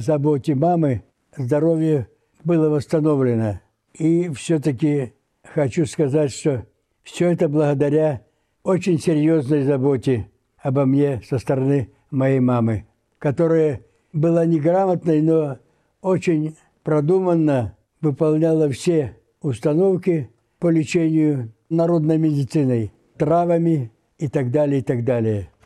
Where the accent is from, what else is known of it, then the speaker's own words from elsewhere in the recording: Velikorusskoye, Omsk Oblast, Russia; Родился я в селе Великорусское Омской области, теперь Калачинский район, в семье крестьян